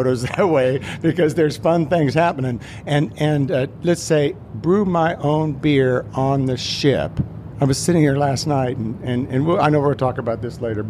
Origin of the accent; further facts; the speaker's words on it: Kansas, United States; a boy that was born and raised in Kansas